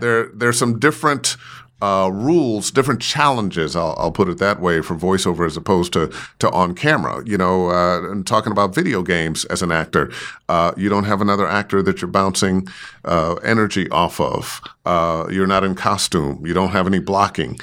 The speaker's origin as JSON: {"language": "English", "town": "Cleveland", "region": "Ohio", "country": "United States", "tie": "born or raised there", "said": "I grew up in Cleveland"}